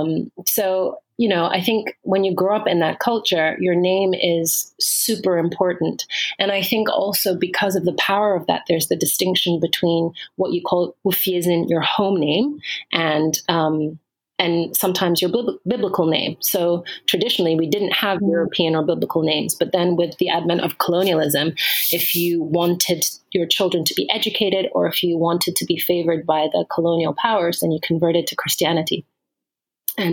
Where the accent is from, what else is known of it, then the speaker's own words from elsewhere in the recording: Ghana; also born or lived in Germany; Although I was born in Germany, I am Ghanaian and I'm from the Akan linguistic and cultural family. So that is a group of kingdoms actually that are in the southern part of Ghana, southern and central part of Ghana.